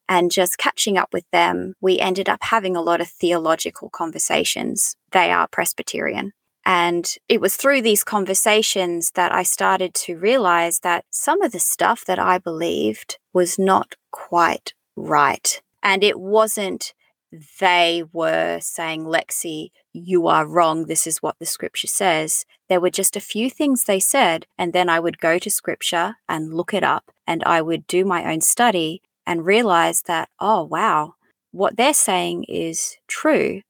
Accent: Emerald, Queensland, Australia; now in Tasmania, Australia; I grew up in central Queensland in a mining town called Emerald

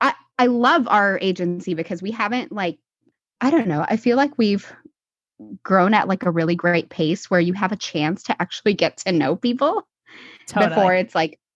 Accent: Seattle, Washington, United States; I am from Seattle, Washington. I live here with my twin boys and my husband and our French bulldog, Tupac.

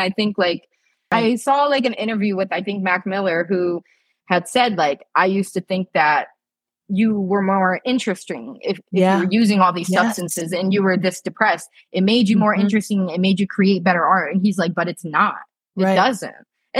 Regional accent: Japan; now in United States; like I come from Japan where like drug usage is very low.

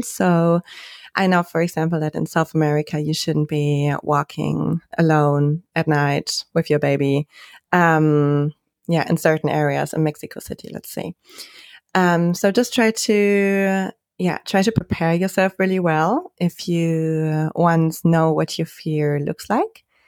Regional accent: Germany; I'm from Germany

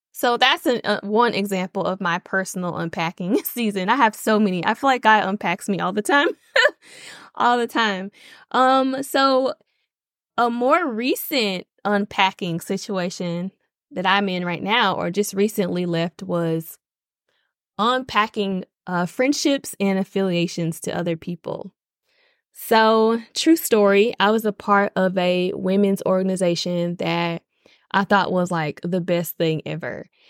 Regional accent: Nashville, Tennessee, United States; moved away; I am born and raised in Nashville, Tennessee.

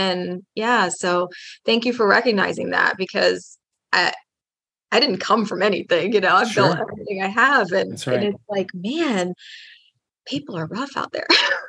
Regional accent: outside New Orleans, Louisiana, United States; I grew up outside of New Orleans.

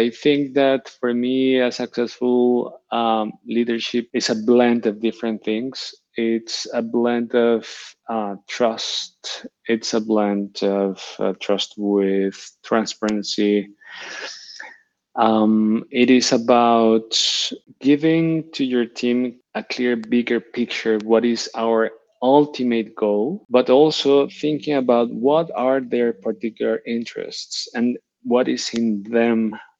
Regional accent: Barcelona, Catalonia, Spain; moved away as an adult; now in Switzerland; The moment I came from Barcelona to Switzerland, that was another handbrake.

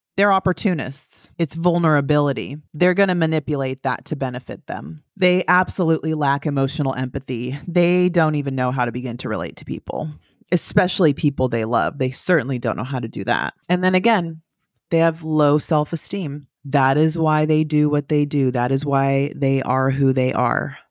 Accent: the valley in California, United States; moved away as an adult; now in Florida, United States; I'm from California. I'm from the valley in California, about two hours southeast of San Francisco

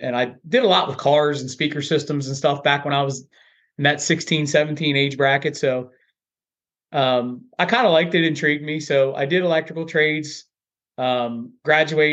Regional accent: Earlville, Maryland, United States; So I was born and raised in Earlville, Maryland.

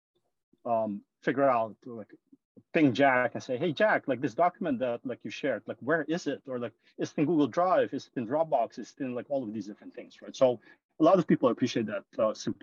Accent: Suriname; moved away as an adult; also born or lived in Netherlands / London, United Kingdom; now in San Francisco, United States; I was born and raised in this tiny country called Suriname

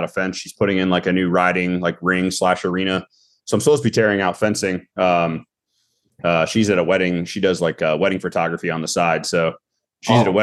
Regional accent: Northern Virginia, United States; moved away as an adult; also born or lived in Eastern Panhandle, West Virginia; now in West Virginia, United States; I'm from like right outside of DC, like Northern Virginia area.

